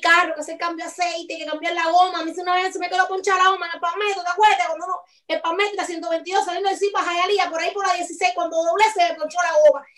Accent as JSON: {"language": "Spanish", "country": "Cuba", "moved": "yes", "said": "hasta que no haya de verdad una verdadera libertad de expresión en mi país, yo no quiero más nunca volver"}